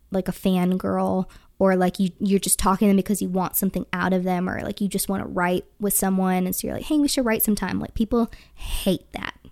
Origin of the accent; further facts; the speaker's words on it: Wisconsin, United States; I'm from Wisconsin